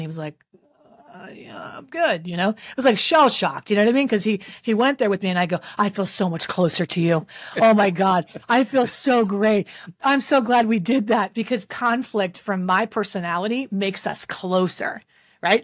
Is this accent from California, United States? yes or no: no; West Virginia, United States; That's where I'm from. I'm from West Virginia.